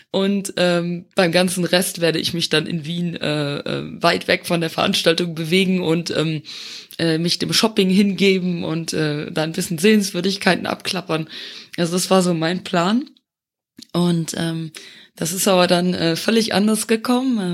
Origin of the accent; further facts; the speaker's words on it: Luxembourg; moved away as an adult; also born or lived in Eifel, Germany; now in Germany; ich komme ursprünglich aus Luxemburg, äh, dem kleinen Nachbarländchen, und äh, lebe seit nunmehr dreieinhalb Jahren in Deutschland